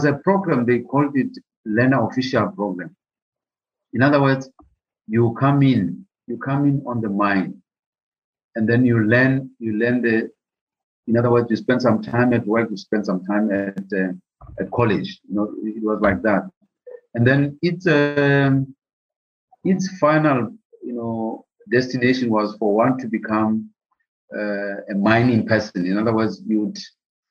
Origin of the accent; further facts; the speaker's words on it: Lesotho; growing up in Lesotho